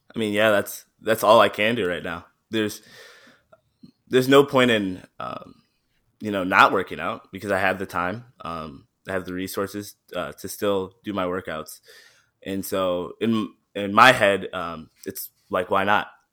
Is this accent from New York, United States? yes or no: no; Midland, Michigan, United States; also born or lived in Saginaw, Michigan; I was born in Saginaw, and I was, uh, raised in Midland